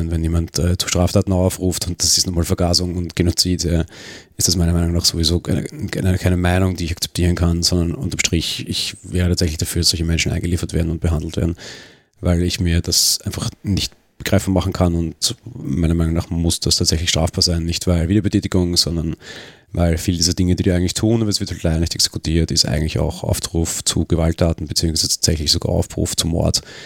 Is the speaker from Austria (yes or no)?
yes; Austria